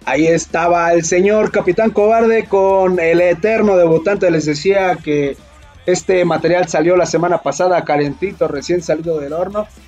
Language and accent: Spanish; Coyotepec, State of Mexico, Mexico; soy de aquí de Coyotepec